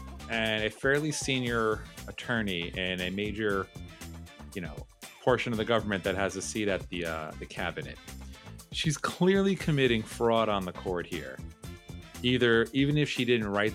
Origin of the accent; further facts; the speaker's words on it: New York, United States; being a New Yorker